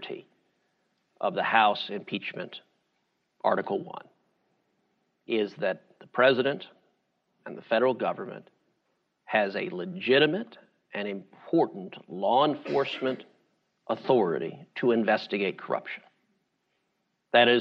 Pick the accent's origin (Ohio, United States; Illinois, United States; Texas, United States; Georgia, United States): Texas, United States; Houston; I'm from Houston